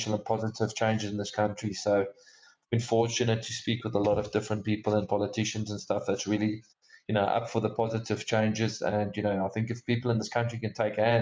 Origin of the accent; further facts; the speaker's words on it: South Africa; myself as a South African